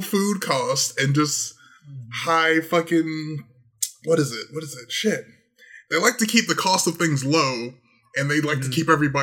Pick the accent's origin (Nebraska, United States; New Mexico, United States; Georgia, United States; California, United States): Georgia, United States; also born or lived in New York; I was raised in Georgia.